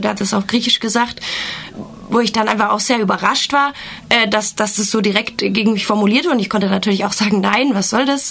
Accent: Germany; ich komme aus Deutschland

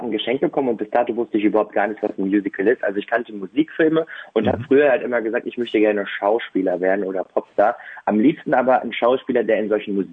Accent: Bottrop, North Rhine-Westphalia, Germany; habe ähm, seit meiner Geburt in Bottrop gelebt und dann habe ich hier zwei Stücke selber inszeniert, in meiner Heimatstadt dann auch aufgeführt.

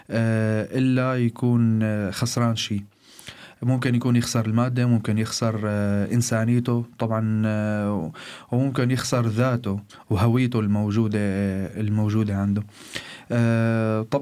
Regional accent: Syria; moved away as an adult; بسوريا أعمل مدرس لغة إنجليزية ومدرب تنمية بشرية وإلي شوية آه، هواية بمجال التمثيل والإخراج بلشت من آه، طلعت من تركيا من سوريا نحو تركيا وبلشت الرحلة من هون

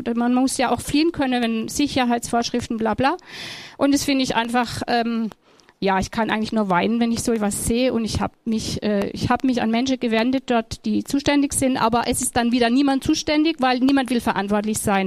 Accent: Germany; ich bin eine Deutsche

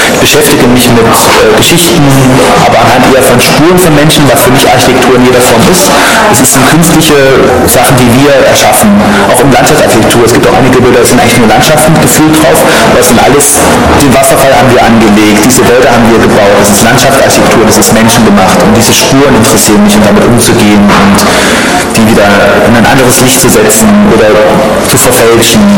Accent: Eisenach, Thuringia, Germany; also born or lived in Oberhausen; now in Dresden, Germany; eine Bloggerin aus Eisenach, aus meiner Geburtsstadt

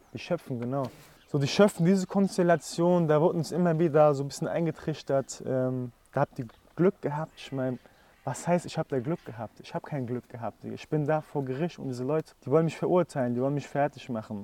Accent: Frankfurt, Hesse, Germany; also ich komme ja aus Frankfurt

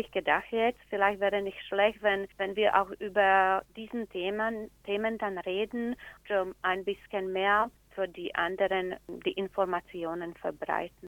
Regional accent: Slovakia; German is a second language; now in Munich, Germany; Wir fühlen uns als Deutsche, aber wir sind auch Slowake, wir sind eigentlich beide.

